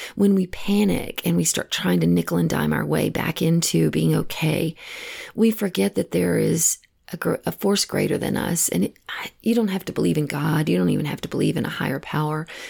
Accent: Texas, United States; moved away; I know I'm originally from Texas and all of my family still lives back

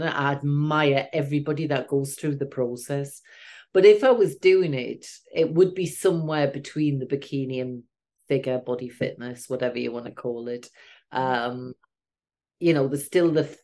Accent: the Northeast, North East England, United Kingdom; I'm from the Northeast

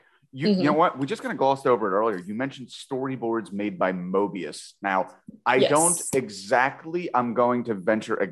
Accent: New Jersey, United States; growing up in South

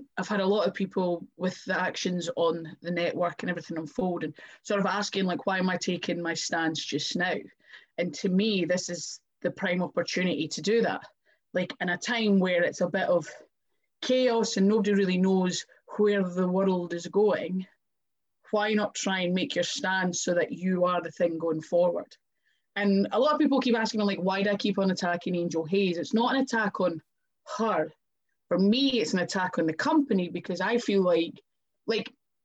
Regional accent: Scotland, United Kingdom; accent: Scottish; my hometown, in my home country

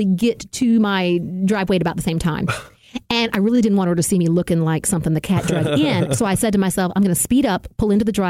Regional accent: the South, United States; as a Southerner

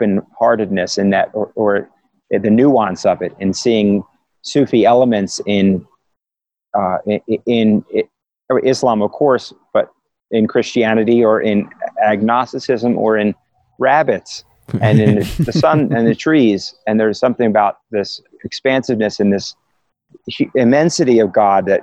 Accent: Philadelphia, Pennsylvania, United States; I was raised in Philadelphia

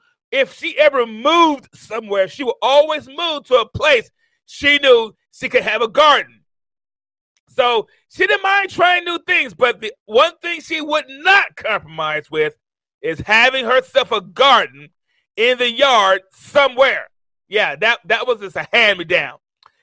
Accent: Tuscaloosa, Alabama, United States; also born or lived in Mount Vernon, New York; you know I'm originally from Mount Vernon, New York, but I moved to a small town here in Alabama in a place called Tuscaloosa, Alabama

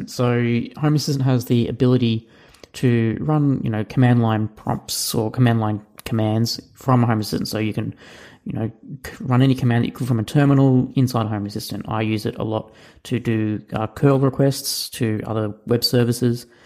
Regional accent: Cape Town, Western Cape, South Africa; from Cape Town, South Africa.

